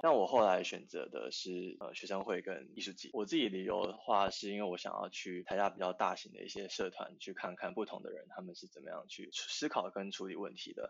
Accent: Tainan, Taiwan; moved away; 因为我是住宿生，我是台南人

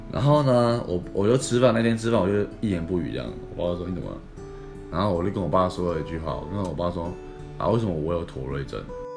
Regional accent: Taipei, Taiwan; moved away; also born or lived in Tainan; 因为我那时候在台南，我是台北人嘛， 他们都叫我天龙人

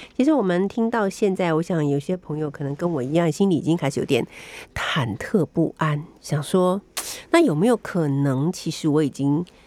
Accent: Taiwan; 我们台湾人很喜欢吃的东西

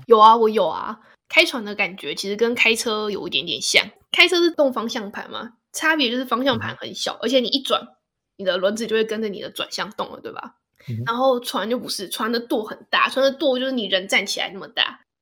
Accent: Hsinchu, Taiwan; 我是新竹人嘞

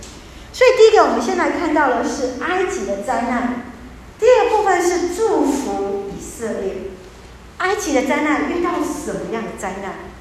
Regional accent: Taiwan; 我们台湾人

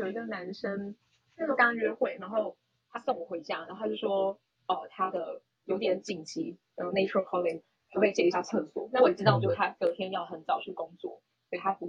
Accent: Taiwan; 我男朋友呢，他觉得我是个台妹，反正我就很常在他面前讲说我是台妹。

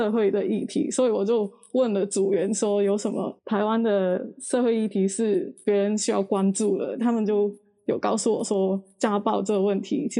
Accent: Hong Kong; moved away as an adult; now in Taiwan; 我是香港人，然后我就就是在香港读书的时候

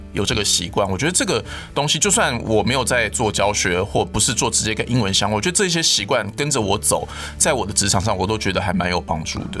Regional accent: Taiwan; 我们台湾人

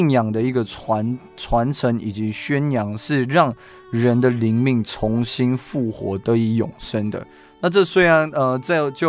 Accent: Chenggong, Taitung County, Taiwan; moved away; 台东是我的家乡，呃，小弟的家乡是台东的成功。

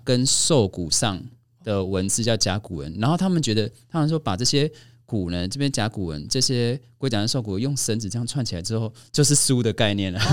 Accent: Kaohsiung, Taiwan; 我们是高雄人嘛

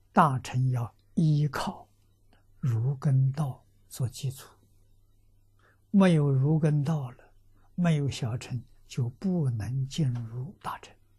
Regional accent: China; 我们中国人算虚岁

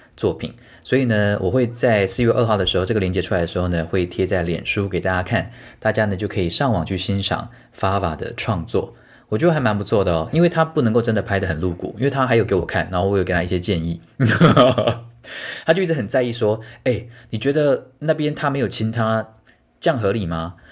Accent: Tainan, Taiwan; 你台南人？对啊

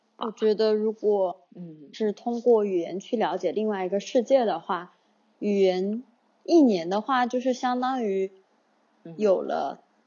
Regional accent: Sichuan, China; moved away as an adult; now in Shanghai, China; 我的家乡在四川，因为我的城市是蛮小的，一个十八线不知名的小城市

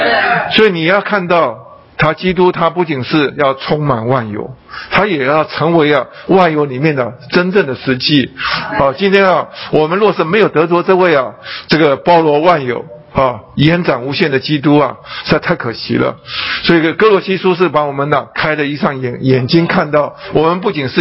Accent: China; 我们吃饭，中国人吃饭，哎，我们是用筷子

